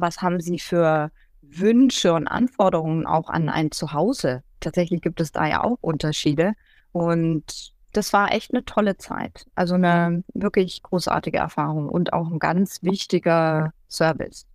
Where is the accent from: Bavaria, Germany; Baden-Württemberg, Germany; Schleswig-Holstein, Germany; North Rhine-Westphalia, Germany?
Bavaria, Germany; Schweinfurt; first language German; moved away as an adult; also born or lived in Würzburg / Volkach; now in Munich, Germany; ich bin in Würzburg geboren, ich bin in Schweinfurt aufgewachsen zum Großteil und in Volkach, also da so im Main-Bereich sozusagen.